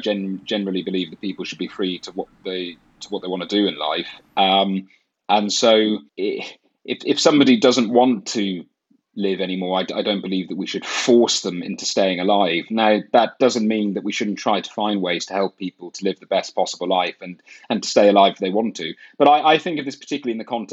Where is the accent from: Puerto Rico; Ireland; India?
Ireland; moved away as an adult; now in United Kingdom; I'm from Ireland. I grew up there till I was 18.